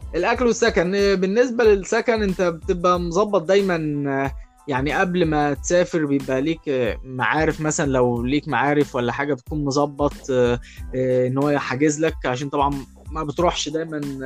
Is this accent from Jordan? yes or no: no; Egypt; احنا كلنا يعني كمصريين